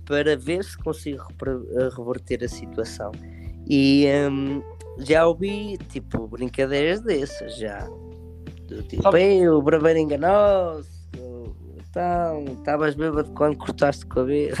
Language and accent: Portuguese; Portugal; moved away; eu estou prestes a viajar para o meu país de origem, prestes a viajar para o meu Portugal